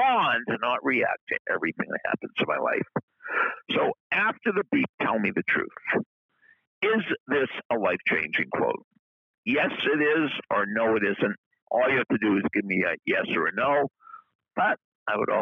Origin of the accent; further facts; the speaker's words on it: New England, United States; we're both from New England